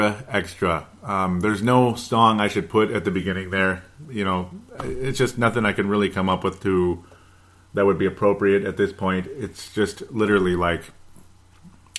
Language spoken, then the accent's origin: English; Golden Valley, Minnesota, United States; where I grew up in Golden Valley, Minnesota